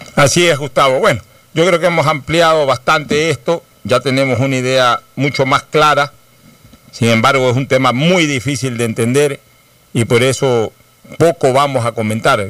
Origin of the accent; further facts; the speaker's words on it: Ecuador; Los ecuatorianos